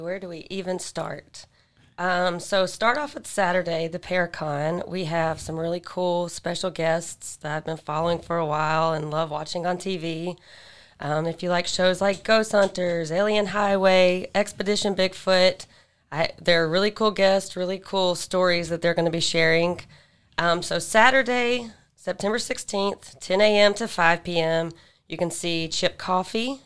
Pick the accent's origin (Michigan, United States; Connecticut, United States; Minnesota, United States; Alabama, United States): Alabama, United States; now in near Atlanta, United States; I live closer to Atlanta. I'm from Alabama.